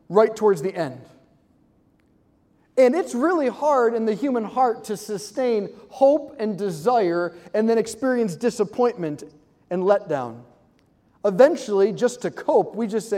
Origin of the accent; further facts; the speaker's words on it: Hudson, Ohio, United States; moved away as an adult; now in Washington, D.C., United States; I'm from Cleveland, Ohio, yes, but just south of Cleveland, I'm in a small town, it's called Hudson.